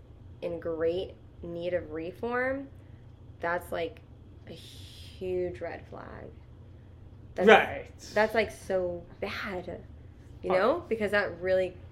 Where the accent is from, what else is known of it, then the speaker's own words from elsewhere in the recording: Seattle, Washington, United States; I'm from Seattle.